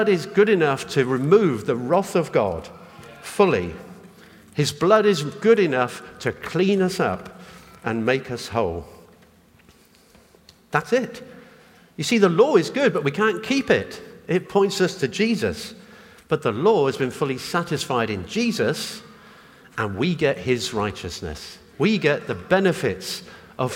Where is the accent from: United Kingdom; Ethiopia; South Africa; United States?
United Kingdom; I'm British. I was born here, got a British passport.